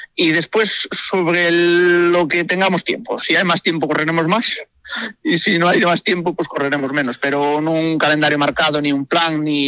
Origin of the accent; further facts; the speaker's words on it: Galicia, Spain; moved away; also born or lived in El Bierzo; nací en un pueblo gallego y estuve ahí muchos años.